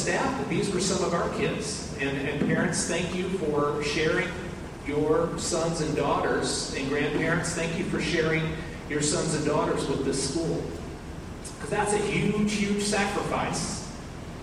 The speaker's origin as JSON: {"language": "English", "region": "Pacific Northwest", "country": "United States", "also_born_or_lived": "Washington", "moved": "as an adult", "lives_now": "Kentucky, United States", "said": "I'm from the Pacific Northwest"}